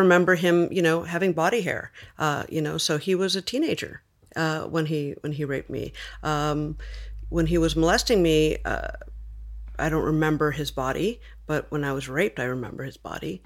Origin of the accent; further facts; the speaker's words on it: Los Angeles, California, United States; I was born in East L